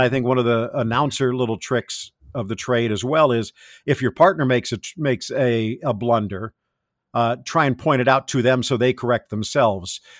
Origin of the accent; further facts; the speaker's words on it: South Florida, United States; also born or lived in California; growing up in South Florida at that time